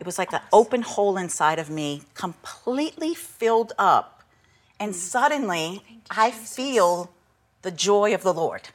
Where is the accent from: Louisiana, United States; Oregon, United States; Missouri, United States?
Louisiana, United States; St. Bernard Parish, New Orleans area; I was raised in St. Bernard